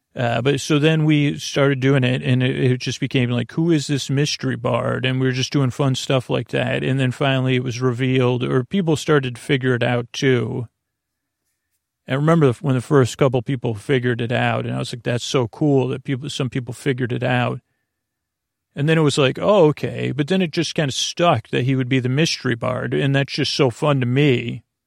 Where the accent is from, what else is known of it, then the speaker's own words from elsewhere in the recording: Syracuse, New York, United States; I grew up in Syracuse